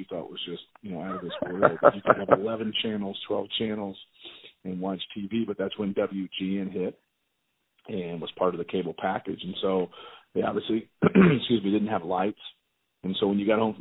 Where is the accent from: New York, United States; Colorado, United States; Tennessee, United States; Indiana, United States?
Indiana, United States; Muncie; I grew up in Muncie, which was about 2 hours away from Cincinnati